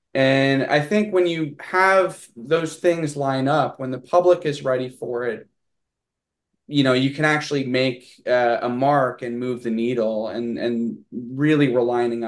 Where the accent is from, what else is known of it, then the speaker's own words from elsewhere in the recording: Texas, United States; accent: southern drawl; I think also we're both from Texas. So there may be a little bit of an overlap